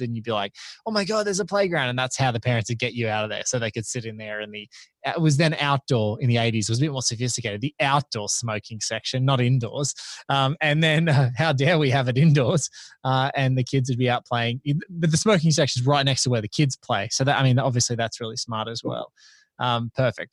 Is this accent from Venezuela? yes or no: no; Australia; as an Aussie